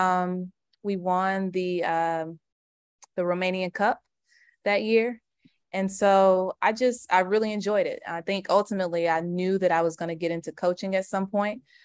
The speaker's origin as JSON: {"language": "English", "town": "Charlotte", "region": "North Carolina", "country": "United States", "tie": "born or raised there", "moved": "as an adult", "lives_now": "Atlanta, United States", "said": "I'm from Charlotte"}